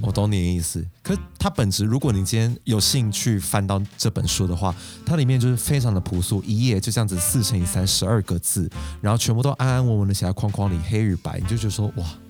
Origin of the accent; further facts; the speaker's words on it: Taiwan; 那我们台湾人的字体会是什么样子呢